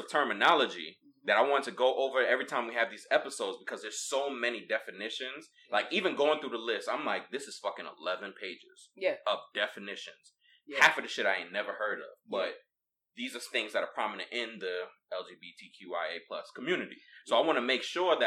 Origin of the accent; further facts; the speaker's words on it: New York City, New York, United States; I'm from New York. I'm from Brooklyn